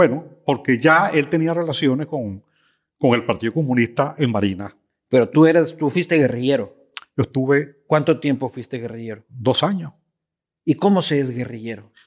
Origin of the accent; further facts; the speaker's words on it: El Tocuyo, Lara, Venezuela; moved away; mi pueblo, el Tocuyo, es un pueblo que tiene una tradición de, histórica de luchas campesinas